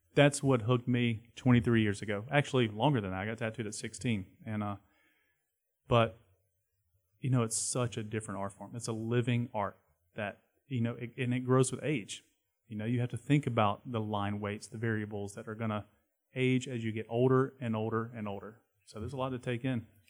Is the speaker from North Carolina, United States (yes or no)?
yes; Charlotte, North Carolina, United States; I grew up skateboarding in Uptown